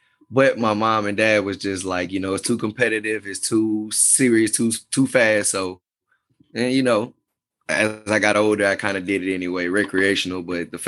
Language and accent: English; Beaumont, Texas, United States; now in Houston, United States; I'm originally from Beaumont, Texas